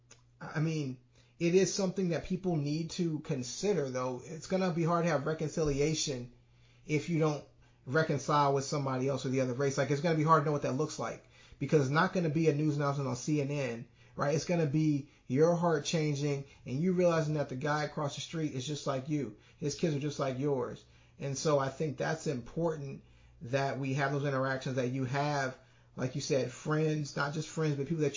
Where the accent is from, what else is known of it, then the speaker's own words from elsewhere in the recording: Saraland, Alabama, United States; I grew up in Saraland